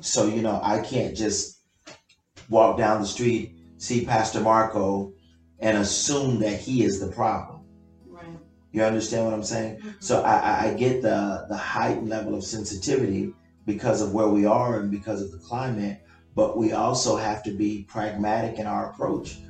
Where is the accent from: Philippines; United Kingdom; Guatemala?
Guatemala; English is a second language; now in United States; I'm from Guatemala